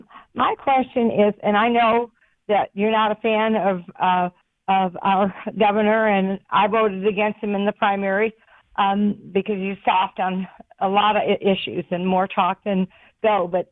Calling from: Rockwall, Texas, United States

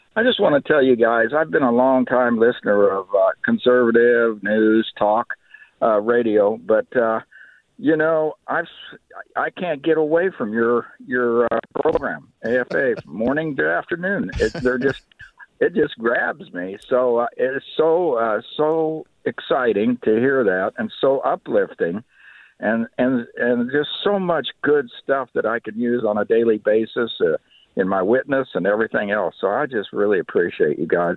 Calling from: Manhattan, Kansas, United States; I'm calling from Manhattan, Kansas

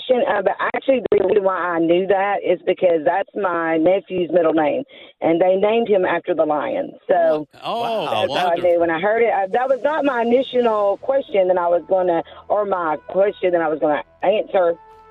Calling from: Georgetown, Tennessee, United States; Georgetown, Tennessee.

